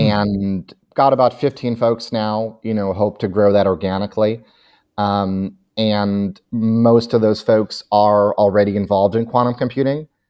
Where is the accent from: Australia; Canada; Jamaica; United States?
United States; Chicago, Illinois; moved away; I'm from Chicago originally